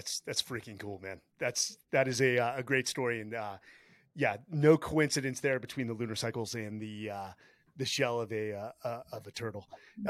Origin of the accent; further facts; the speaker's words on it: San Jose, California, United States; also born or lived in San Diego, California; I was born in San Jose, California.